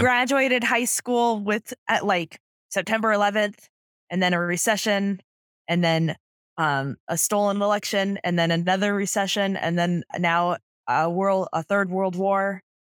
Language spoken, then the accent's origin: English; San Diego, California, United States; I grew up, I'm from San Diego